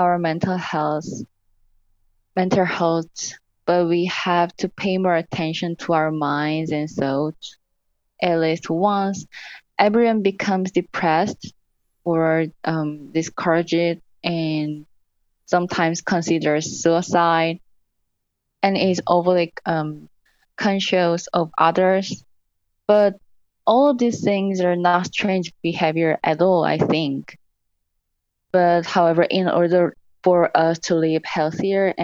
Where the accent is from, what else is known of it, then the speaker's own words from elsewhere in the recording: South Korea; moved away as an adult; now in United States; I'm from South Korea